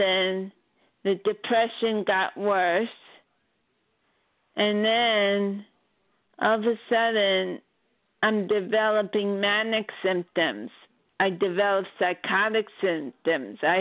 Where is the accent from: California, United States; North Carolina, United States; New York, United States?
New York, United States; Baldwin; also born or lived in Flushing, New York; I was born in Flushing, New York, but I lived as a child in Baldwin, Long Island